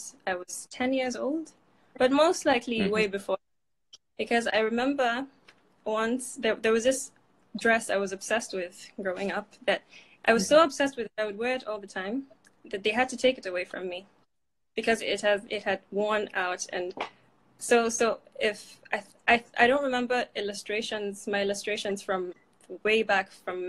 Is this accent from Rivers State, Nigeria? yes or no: no; Abuja, Federal Capital Territory, Nigeria; moved away as an adult; also born or lived in Maiduguri / Katsina; now in Berlin, Germany; I am Kanuri from Maiduguri, but I grew up in Abuja.